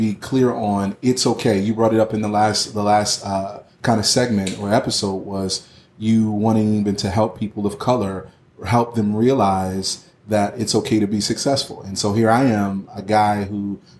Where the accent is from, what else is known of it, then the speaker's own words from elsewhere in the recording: Philadelphia, Pennsylvania, United States; I grew up in Philly